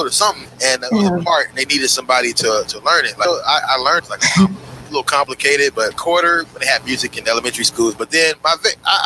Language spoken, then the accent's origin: English; Cincinnati, Ohio, United States; moved away as an adult; now in Los Angeles, United States; Midwest in a place called Cincinnati, Ohio